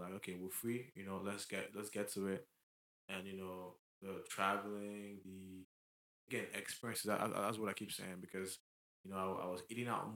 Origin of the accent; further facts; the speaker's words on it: Lagos, Nigeria; moved away; I'm not from here. Like, I grew up in Lagos